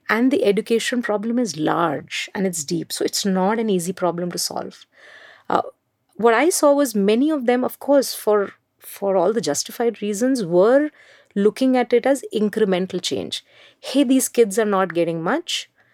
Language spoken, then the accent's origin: English; Mumbai, Maharashtra, India; English is a second language; I grew up in Mumbai